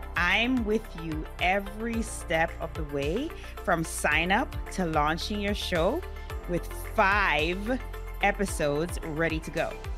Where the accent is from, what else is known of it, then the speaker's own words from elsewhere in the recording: Jamaica; I was born and raised in Jamaica